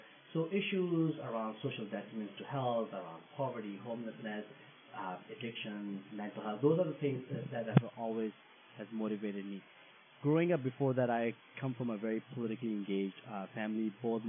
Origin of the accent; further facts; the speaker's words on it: Ottawa, Ontario, Canada; So I'm from Ottawa and I represent downtown Ottawa